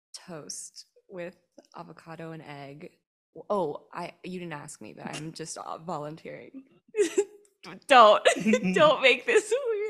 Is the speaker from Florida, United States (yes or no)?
no; North Hollywood, California, United States; I grew up here in North Hollywood and I did not do any theater or acting or any improv stuff growing up.